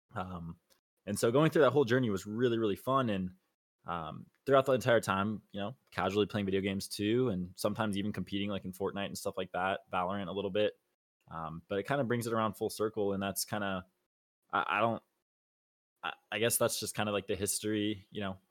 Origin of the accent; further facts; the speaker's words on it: Los Angeles, California, United States; also born or lived in Arizona; born and raised in Los Angeles, California